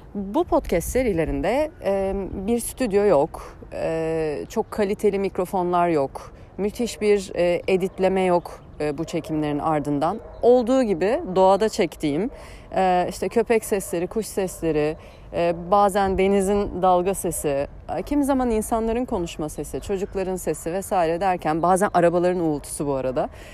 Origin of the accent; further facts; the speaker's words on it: Eskişehir, Turkey; moved away as an adult; also born or lived in Ankara; Ee, Eskişehirliyim. Ee, 36 yaşındayım. Ee, 18 yılımı Eskişehir'de geçirdim